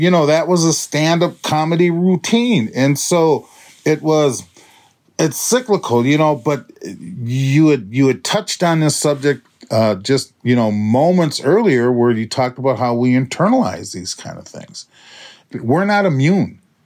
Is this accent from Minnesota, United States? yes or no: yes; Minneapolis, Minnesota, United States; I grew up in North Minneapolis